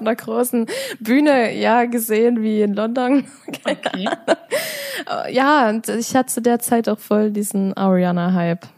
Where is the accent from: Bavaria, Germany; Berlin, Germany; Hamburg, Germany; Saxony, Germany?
Saxony, Germany; Ore Mountains; bei uns im Erzgebirge